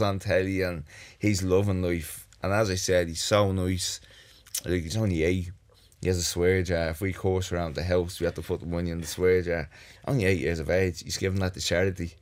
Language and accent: English; Dublin, Leinster, Ireland; I grew up in the North Strand, had a great childhood.